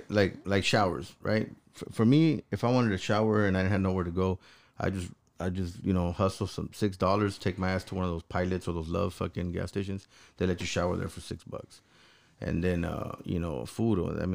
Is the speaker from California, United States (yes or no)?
yes; Los Angeles, California, United States; look, I came from Los Angeles, and I used to fight a lot, right?